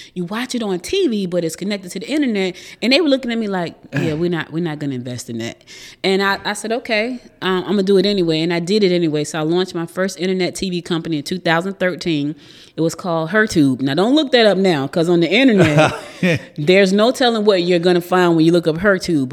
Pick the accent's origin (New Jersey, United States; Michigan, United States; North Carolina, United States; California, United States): New Jersey, United States; moved away as an adult; now in Georgia, United States; I was born here in Georgia, but I was raised in New Jersey. So I spent the most of my life in Jersey